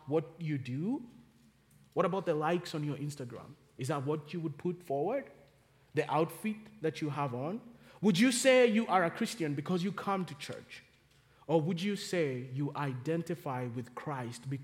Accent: Kenya; now in Charlotte, United States; growing up in Kenya, we did not have time out for kids.

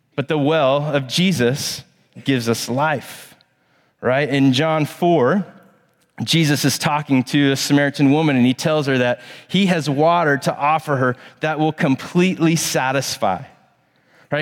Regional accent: Plano, Texas, United States; now in Charlotte, United States; I grew up in Plano, Texas.

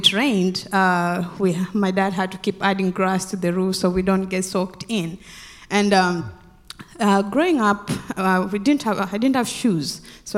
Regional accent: Western Kenya, Kenya; moved away; I grew up in Kenya, in a village in Western Kenya.

